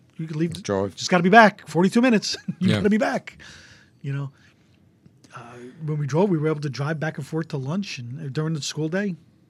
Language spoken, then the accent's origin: English; Toms River, New Jersey, United States; I grew up in Toms River.